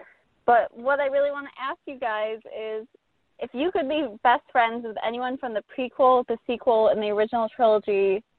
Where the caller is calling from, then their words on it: New York, United States; I'm calling from New York.